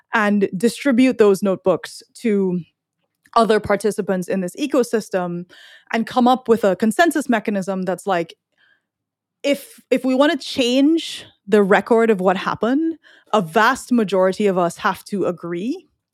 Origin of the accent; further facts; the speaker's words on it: Trinidad & Tobago; now in United States; I'm from Trinidad